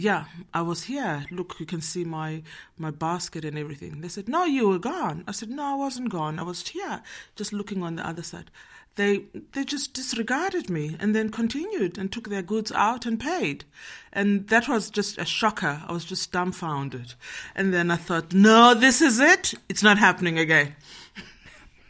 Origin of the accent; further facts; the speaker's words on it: Johannesburg, Gauteng, South Africa; moved away as an adult; now in Netherlands; I'm from Johannesburg, South Africa. I'm living in Holland now for 15 years.